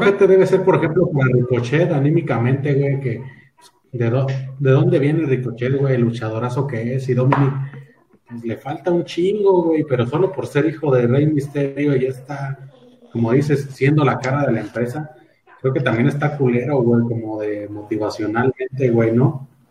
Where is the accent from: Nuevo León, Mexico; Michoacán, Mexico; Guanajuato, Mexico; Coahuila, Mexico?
Guanajuato, Mexico; Celaya; Somos de Celaya